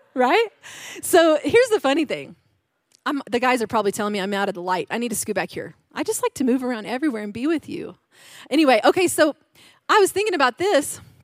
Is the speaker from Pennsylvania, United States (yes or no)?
no; Arkansas, United States; I am from Arkansas. Yeah, my dad's a hunter